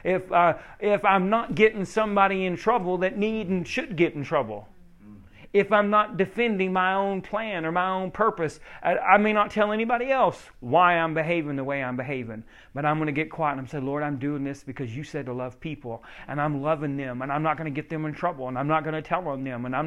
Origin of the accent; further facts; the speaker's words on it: Oklahoma, United States; I'm from Oklahoma, we drink a lot of sweet tea